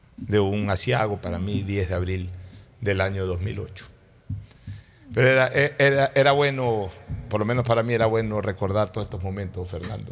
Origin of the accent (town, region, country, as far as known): Guayaquil, Guayas, Ecuador; born or raised there